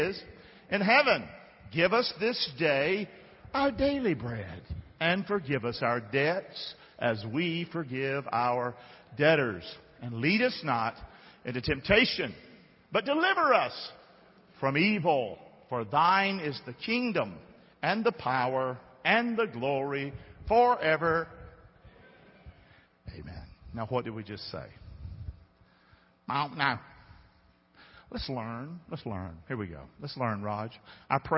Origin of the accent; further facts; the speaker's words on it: the South, United States; being a Southerner